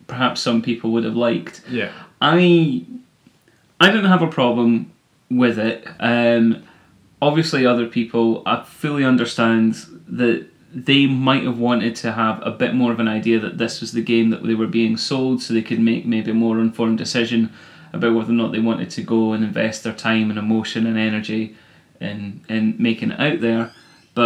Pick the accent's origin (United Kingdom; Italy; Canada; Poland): United Kingdom; Livingston, Scotland; moved away; I'm from Livingston and could get a lovely cottage pie dinner at my mum's before kickoff